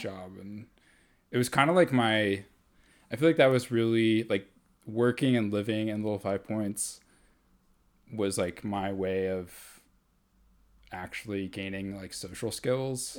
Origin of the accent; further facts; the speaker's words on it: Atlanta, Georgia, United States; I grew up here in Atlanta.